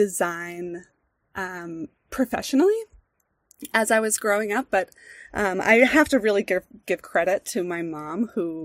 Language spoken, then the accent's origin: English; Boston, Massachusetts, United States; moved away as an adult; also born or lived in Rhode Island; now in Central Oregon, United States; I grew up in the Boston area in Massachusetts. I was born in the city, grew up outside of it in suburban, kind of north of Boston